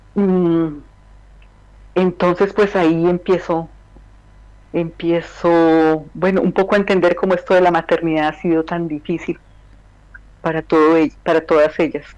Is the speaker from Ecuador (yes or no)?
no; Colombia; moved away as an adult; also born or lived in Medellín, Colombia / Bogotá, Colombia; now in Belgium